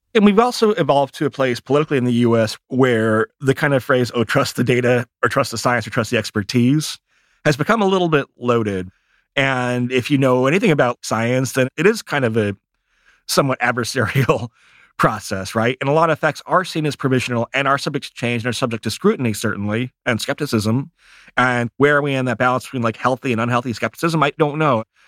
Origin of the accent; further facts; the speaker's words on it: Michigan, United States; I grew up in Michigan